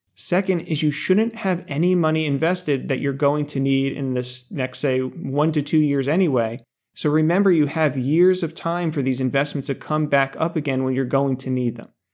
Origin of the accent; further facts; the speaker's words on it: Denville, New Jersey, United States; Ice cream from my hometown, Denville Dairy